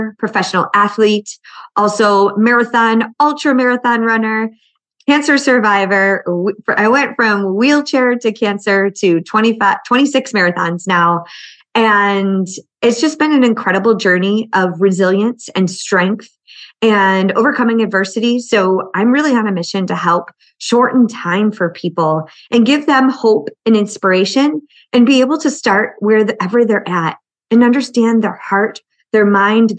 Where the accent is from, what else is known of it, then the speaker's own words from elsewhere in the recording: Buffalo, New York, United States; I grew up in Buffalo and I cheered through very cold winters.